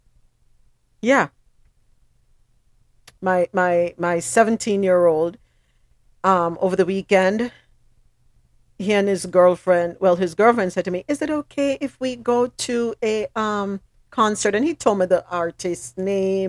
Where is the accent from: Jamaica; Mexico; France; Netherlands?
Jamaica; moved away; I'm from the Caribbean. I'm from Jamaica